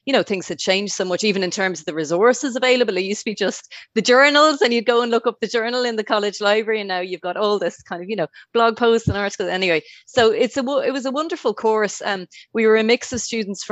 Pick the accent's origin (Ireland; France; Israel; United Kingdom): Ireland; Dublin, Leinster; moved away as an adult; now in Brussels, Belgium; I'm based in Brussels. I'm from Dublin, from Marino, actually, originally.